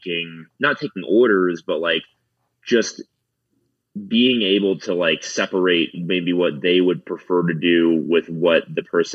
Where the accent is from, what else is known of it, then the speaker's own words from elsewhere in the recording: South Florida, United States; now in Denver, United States; I live in Denver, Colorado. I'm from South Florida originally.